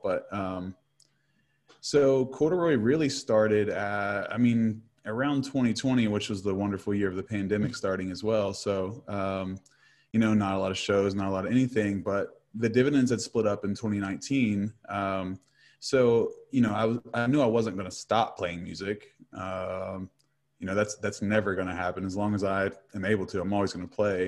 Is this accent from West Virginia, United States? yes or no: yes; Huntington, West Virginia, United States; I'm from Huntington, West Virginia